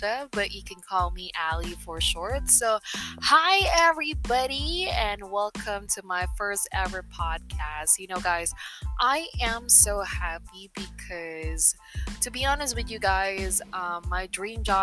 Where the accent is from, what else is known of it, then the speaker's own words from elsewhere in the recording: Philippines; English is a second language; I am a Filipina, or I can say a Filipino that lives in the Philippines for almost 26 years. Yeah, I never, you know, left the country